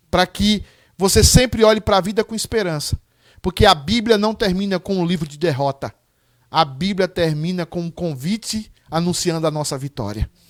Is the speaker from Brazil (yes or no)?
yes; Irecê, Bahia, Brazil; moved away; Tem um pessoal lá da região de Irecê, da minha cidade natal